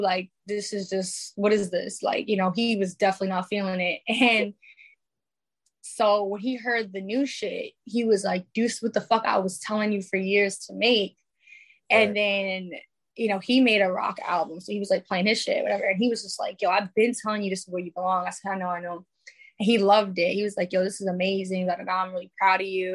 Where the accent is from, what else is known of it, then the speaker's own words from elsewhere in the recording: New York City, New York, United States; moved away; I was living in New York at the time because I'm from the Bronx.